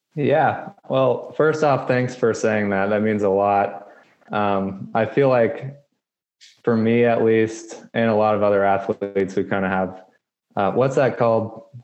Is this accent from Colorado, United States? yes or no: yes; Colorado Springs, Colorado, United States; now in Reno, United States; I grew up in Colorado Springs, which is like a mecca for running